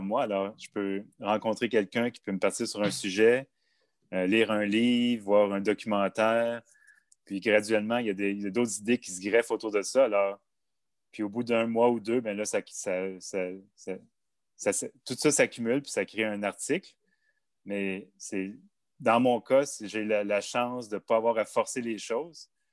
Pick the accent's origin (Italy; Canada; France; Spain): Canada; Montreal, Quebec; J'ai grandi en banlieue de Montréal, de deux parents fonctionnaires